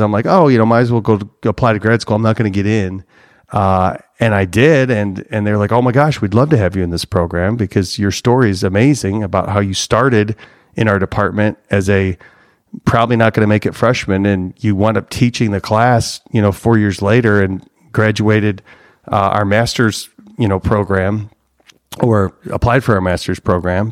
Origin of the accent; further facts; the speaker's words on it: Cary, Illinois, United States; I grew up in Chicagoland, Northwest suburbs